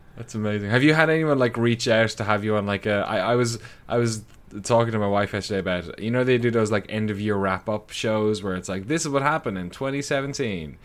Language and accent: English; Ireland; now in United States; my hometown in Ireland